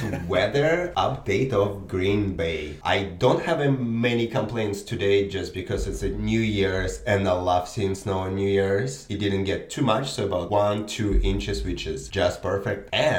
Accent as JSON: {"language": "English", "country": "Belarus", "moved": "yes", "lives_now": "United States", "said": "I'm from Belarus"}